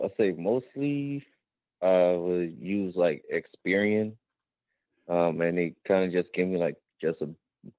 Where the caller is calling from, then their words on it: Los Angeles, California, United States; I'm from Los Angeles.